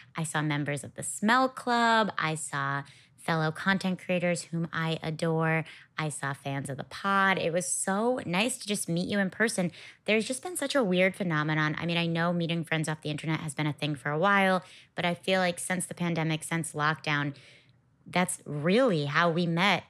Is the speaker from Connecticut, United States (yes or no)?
yes; Connecticut, United States; I'm from Connecticut